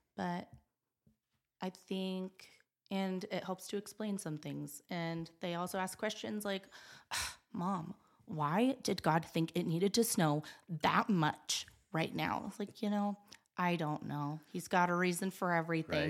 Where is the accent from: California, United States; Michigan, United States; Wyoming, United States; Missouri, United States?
Wyoming, United States; Gillette; moved away as an adult; also born or lived in West Virginia; I was born and raised here in Gillette